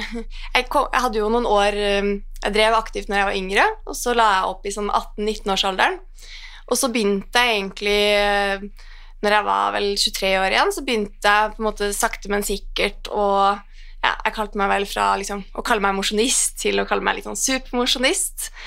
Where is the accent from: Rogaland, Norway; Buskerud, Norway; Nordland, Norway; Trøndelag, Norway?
Trøndelag, Norway; Trondheim; moved away as an adult; now in Oslo, Norway; fra Trondheim. Eh, har bodd i Oslo nå i ja, hva er det blitt over ti år.